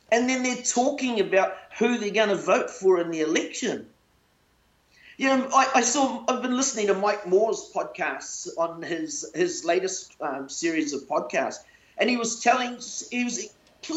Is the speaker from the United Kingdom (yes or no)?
no; New Zealand; I was born into a poor home, but I was born in New Zealand.